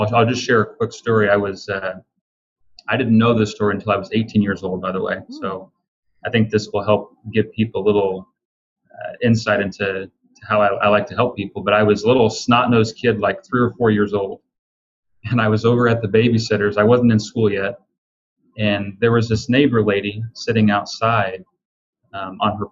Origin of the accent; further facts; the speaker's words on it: Illinois, United States; I'm a kid from Illinois